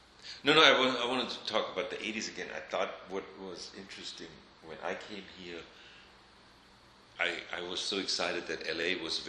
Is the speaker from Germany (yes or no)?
yes; Saarbrücken, Saarland, Germany; So I mean, we're from the French border, you know, so it was a very, transitional.